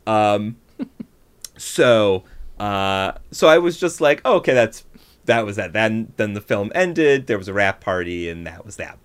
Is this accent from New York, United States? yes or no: yes; Buffalo, New York, United States; moved away; I grew up in Buffalo, New York, which mm-hmm. is nowhere near New York City.